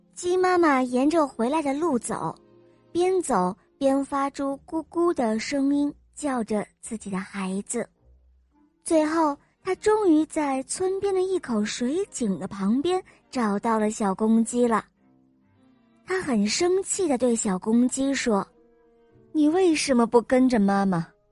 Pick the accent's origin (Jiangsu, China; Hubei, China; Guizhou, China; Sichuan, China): Hubei, China; Wuhan; 我来自湖北武汉